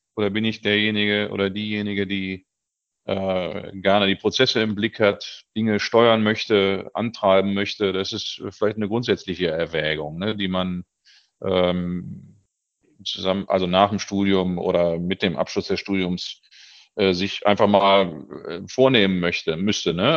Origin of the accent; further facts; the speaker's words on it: Göttingen, Lower Saxony, Germany; moved away; also born or lived in Hannover; ich bin geborener Niedersachse, bin auch also nicht aus dem Ruhrgebiet, sondern äh, in Göttingen geboren, habe dann äh, 20 Jahre in Hannover gelebt